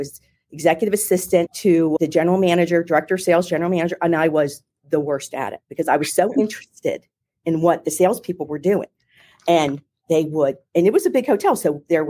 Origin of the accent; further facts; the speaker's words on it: Philadelphia, Pennsylvania, United States; I'm from Philadelphia originally. I'm from Philadelphia, if you can't tell by my accent